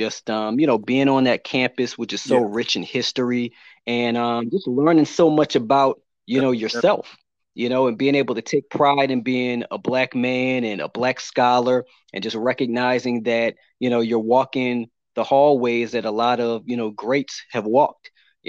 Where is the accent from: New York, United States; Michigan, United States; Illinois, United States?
Illinois, United States; Chicago; also born or lived in Orange, New Jersey / Kearney, New Jersey / Rochester / Washington, D.C.; But for the majority of my life, after growing up in Chicago, I went on to attend Howard University in Washington, D.C.